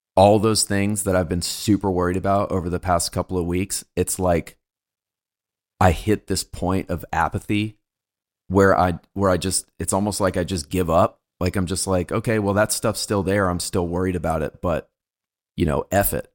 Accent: United States; I was born in America

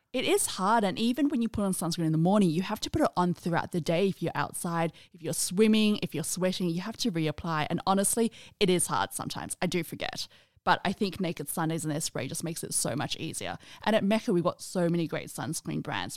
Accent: Australia; in Australia, I'm in that generation where we grew up

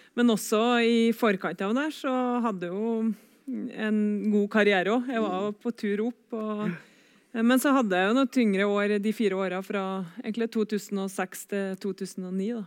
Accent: Trøndelag, Norway; var trener for ei gruppe hjemme på Rognes

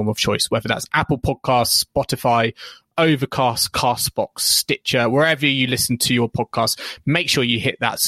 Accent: United Kingdom; We're British podcasts and of course, I should be a massive tea drinker.

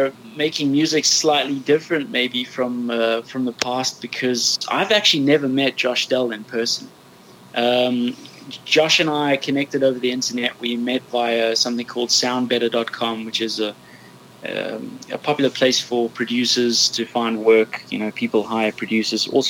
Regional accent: Johannesburg, Gauteng, South Africa; now in London, United Kingdom; I grew up in Johannesburg, South Africa. I'm now living in London.

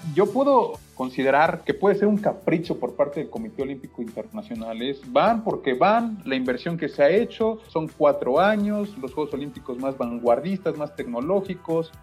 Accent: Mexico

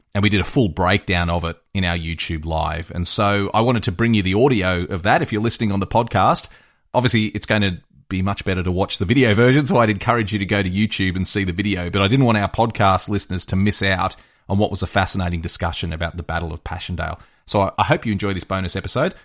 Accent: Australia; I'm an Australian historian

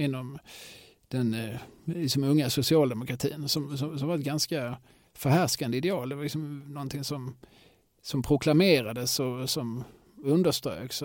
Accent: Eslöv, Skåne, Sweden; när jag växte upp i Eslöv

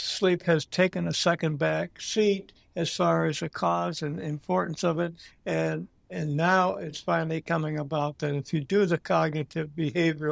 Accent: Green Bay, Wisconsin, United States; moved away as an adult; also born or lived in Pennsylvania; I was born and raised in Green Bay.

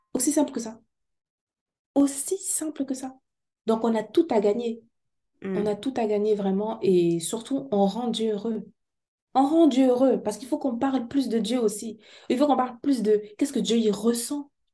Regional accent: Cameroon; chez moi au Cameroun

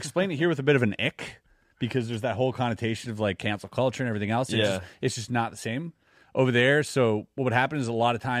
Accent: Canada; also born or lived in Germany; I'm Canadian.

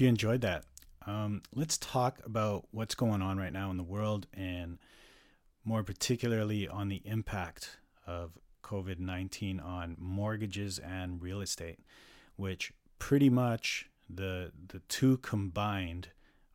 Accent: Calgary, Alberta, Canada; moved away as an adult; now in North Vancouver, Canada; resides in North Vancouver and was born and raised in Calgary, Alberta for much of my life

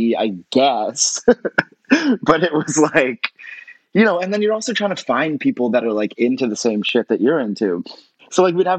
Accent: Toronto, Ontario, Canada; In Toronto. I grew up in Toronto, where I am right now.

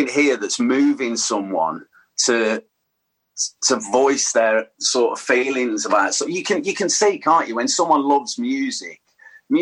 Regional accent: Tamworth, West Midlands, United Kingdom; also born or lived in Sutton Coldfield / Birmingham; I grew up in Tamworth.

